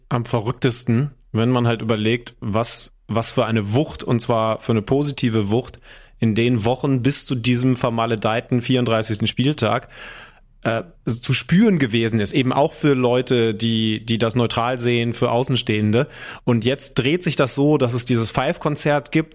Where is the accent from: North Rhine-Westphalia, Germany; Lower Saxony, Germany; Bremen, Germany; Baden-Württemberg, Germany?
Lower Saxony, Germany; Wolfsburg; moved away; in meiner Heimat